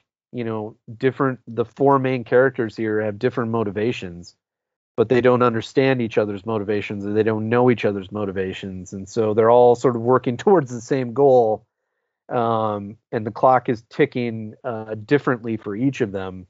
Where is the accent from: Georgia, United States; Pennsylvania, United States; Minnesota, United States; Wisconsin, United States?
Wisconsin, United States; Eau Claire; growing up middle class in Eau Claire, Wisconsin